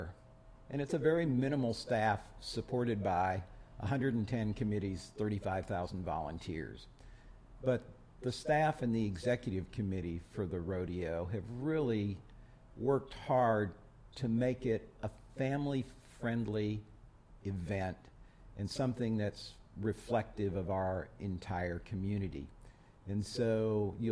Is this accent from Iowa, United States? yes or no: yes; Iowa, United States; moved away as an adult; now in Houston, United States; I grew up in Iowa, went to college in Iowa, and then had a job waiting for me in Houston.